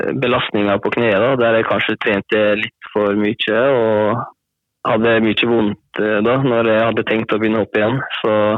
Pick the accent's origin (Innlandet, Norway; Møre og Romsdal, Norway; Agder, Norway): Møre og Romsdal, Norway; Hornindal; jeg er fra håndballen, eller Hornindal som det heter. Som ligger i Volda kommune nå.